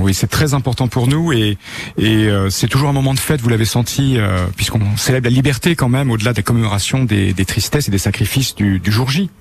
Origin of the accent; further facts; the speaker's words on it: Bayeux, Normandy, France; j'ai grandi à Bayeux